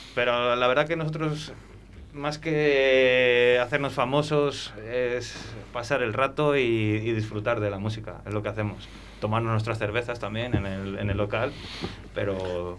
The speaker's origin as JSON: {"language": "Spanish", "town": "Mojados", "region": "Castile and León", "country": "Spain", "said": "yo soy de Mojados"}